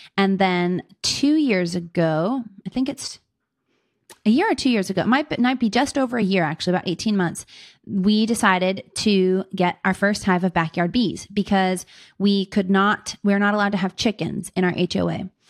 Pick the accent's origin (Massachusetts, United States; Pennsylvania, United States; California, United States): Pennsylvania, United States; Pittsburgh; moved away as an adult; now in Fort Wayne, United States; I'm originally from Pittsburgh, Pennsylvania, grew up in the city and the suburbs there